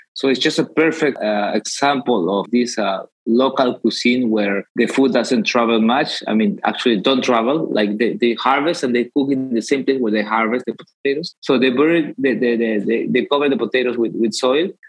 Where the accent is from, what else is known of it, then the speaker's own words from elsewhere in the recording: Peru; I'm from Peru. My cookbook is the Latin America cookbook, and I live in Lima, Peru